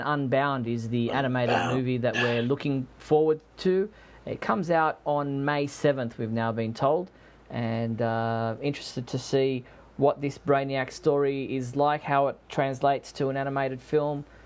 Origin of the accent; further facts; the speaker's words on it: Australia; I'm an Australian